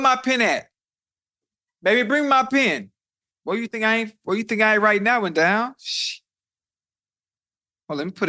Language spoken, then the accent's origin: English; the South, United States; I know, I'm from the South, so I don't know how it was with you.